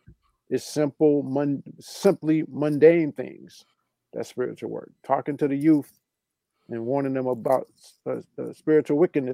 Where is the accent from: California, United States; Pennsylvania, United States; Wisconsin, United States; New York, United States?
Wisconsin, United States; Racine; I'm from Racine, man.